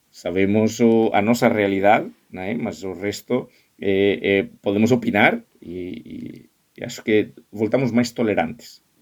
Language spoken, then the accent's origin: Portuguese; Spain; Portuguese is a second language; moved away; also born or lived in United States / Germany; Pá, porque eu sou espanhol. É, a ver, eu, eu me criei em escolas espanholas e norte-americanas, em Espanha e em, e em Estados Unidos.